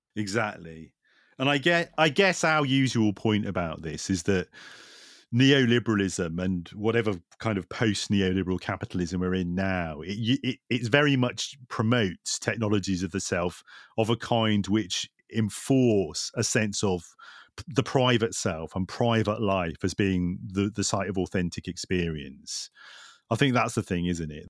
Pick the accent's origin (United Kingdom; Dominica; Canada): United Kingdom; Lancashire, North West England; in Lancashire, where I grew up